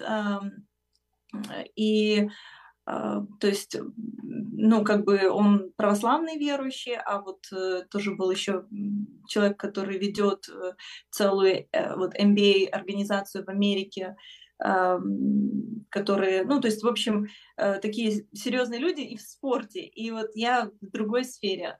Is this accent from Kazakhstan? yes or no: no; Ukraine; я с Украины